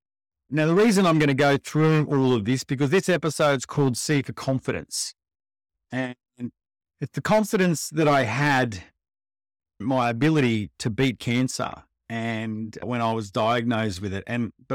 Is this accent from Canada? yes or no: no; Melbourne, Victoria, Australia; also born or lived in Perth; now in Sydney, Australia; I grew up in Melbourne. I moved around a fair bit with kids, with dad's work. So I lived in Perth, back to Melbourne, moved to Sydney, and I've spent the predominantly majority of my time here in Sydney.